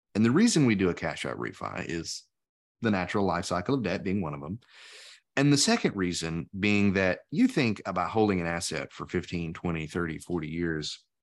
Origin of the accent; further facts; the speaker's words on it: Tennessee, United States; we're both from Tennessee